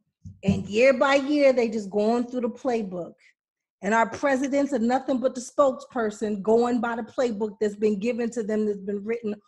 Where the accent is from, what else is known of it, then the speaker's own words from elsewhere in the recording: Pittsburgh, Pennsylvania, United States; moved away as an adult; I was born in Pittsburgh, but I've been gone for a long time because of my job.